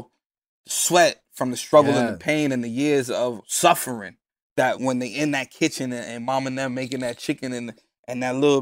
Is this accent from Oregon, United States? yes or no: no; New York City, New York, United States; I'm from the Bronx